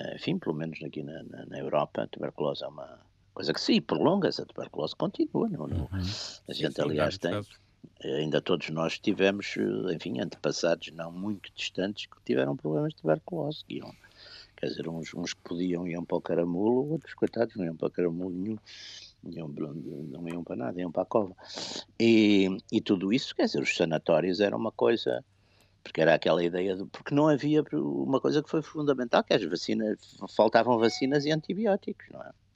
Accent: Porto, Norte, Portugal; eu, eu, sou do Porto

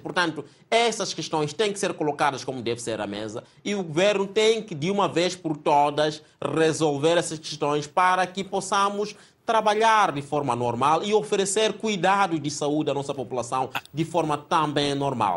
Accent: Mozambique; como moçambicanos que somos

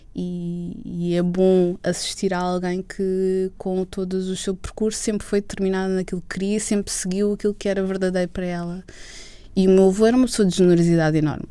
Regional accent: Lisbon, Portugal; Eu sempre vivi uh, na área de Lisboa

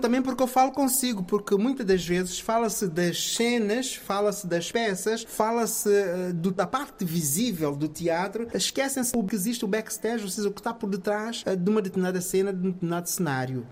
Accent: São Tomé & Príncipe; moved away; eu sou de São Tomé e Príncipe, origem

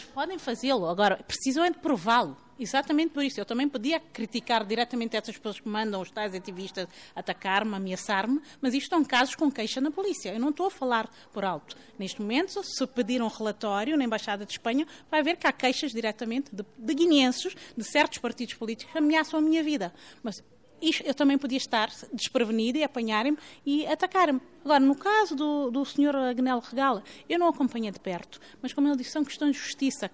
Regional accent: Guinea-Bissau; eu sou guineense

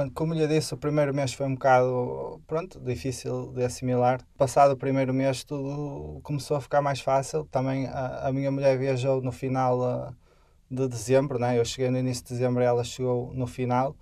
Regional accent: Portugal; moved away as an adult; also born or lived in France; now in Qatar; estava um, a estudar na mesma cidade onde nasci

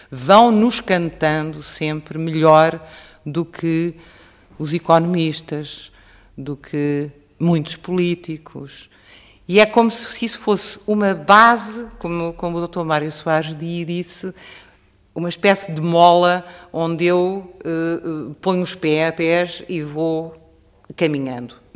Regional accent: Portugal; e cresço como portuguesa. A singularidade, a nossa singularidade, a singularidade dos portugueses e dos espanhóis que se mantém

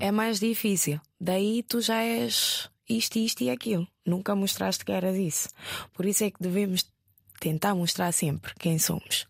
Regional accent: Guinea-Bissau; moved away as an adult; also born or lived in Fajara, Gambia; now in Lisbon, Portugal

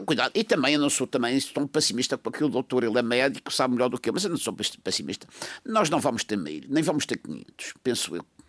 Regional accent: São Vicente, Madeira, Portugal; eu orgulho de dizer que sou natural do Conselho de São Vicente

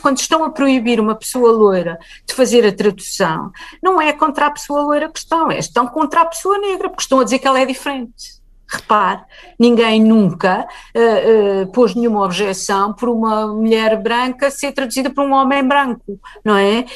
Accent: Lisbon, Portugal; Eu nasci e vivi sempre em Lisboa

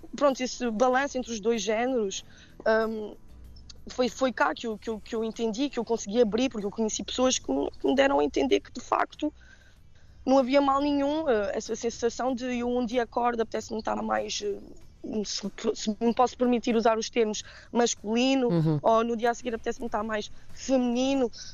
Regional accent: Geneva, Switzerland; moved away as an adult; now in Portugal; eu nasci na Suíça, né? Os meus pais são imigrantes. Uhum. Um, ehm, que emigraram nos anos 80 em, em Genebra

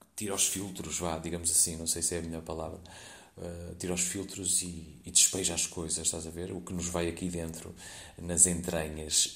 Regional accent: Porto, Norte, Portugal; Eu sou do Porto, uma companhia do Porto

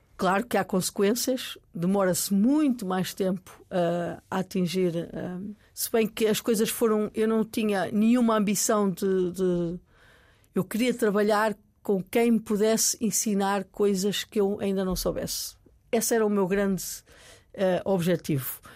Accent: Maia, Norte, Portugal; also born or lived in New York; Eu vinha de um vinha do, da Maia, de, de, uma, de, uma, aldeia onde eu respirava ar puro

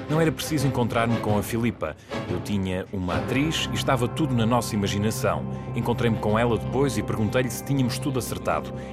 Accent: Leicester, East Midlands, United Kingdom; Eu sou de Leicester

